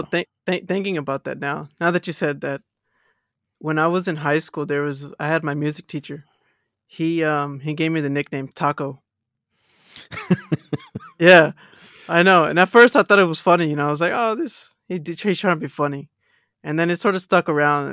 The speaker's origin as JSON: {"language": "English", "region": "Texas", "country": "United States", "accent": "American", "moved": "yes", "lives_now": "Australia", "said": "I'm from Texas"}